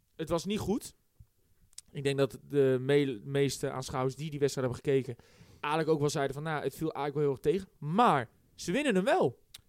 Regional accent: Westland, South Holland, Netherlands; wij komen nou uit Westland

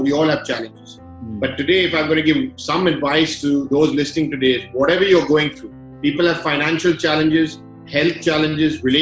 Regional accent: London, United Kingdom; I grew up in London, and at the age of 13, I was in a school in the UK, one of the very few Indians in that school

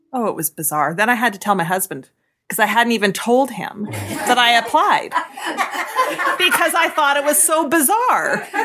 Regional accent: Avonlea, Saskatchewan, Canada; also born or lived in Red Deer, Alberta / Regina; now in Milestone, Canada; farm is where I spent most of my time as a ki-, kid

